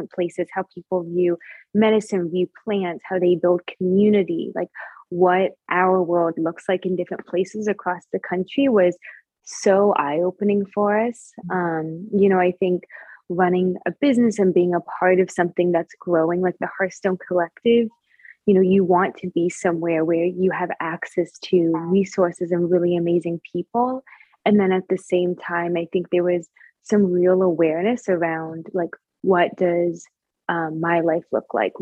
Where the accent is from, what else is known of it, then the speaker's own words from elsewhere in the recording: Northern Virginia, United States; I grew up in Northern Virginia. Yeah, I grew up in Northern Virginia, born and bred